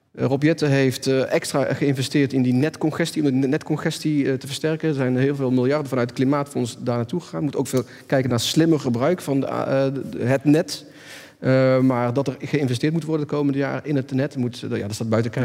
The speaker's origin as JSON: {"language": "Dutch", "region": "North Brabant", "country": "Netherlands", "said": "Ik kom zelf uit Brabant"}